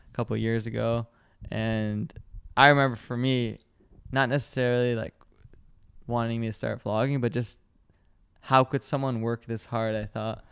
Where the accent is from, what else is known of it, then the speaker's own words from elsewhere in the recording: Michigan, United States; I'm from Michigan